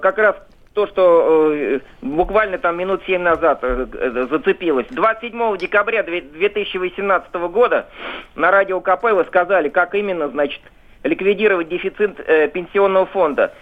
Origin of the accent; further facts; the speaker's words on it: Moscow, Russia; я москвич